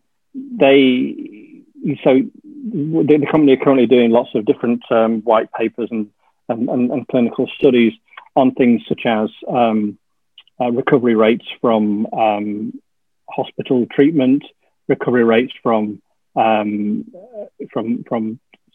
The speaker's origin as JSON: {"language": "English", "region": "Yorkshire and the Humber", "country": "United Kingdom", "also_born_or_lived": "Yeovil", "moved": "yes", "lives_now": "Bournemouth, United Kingdom", "said": "I'm a Yorkshireman"}